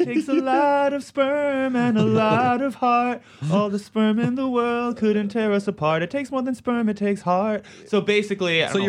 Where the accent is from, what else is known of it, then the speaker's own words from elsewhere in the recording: New York City, New York, United States; I grew up in New York, and I, you know, went to high school in Manhattan, so I was really like a New York kid, I guess.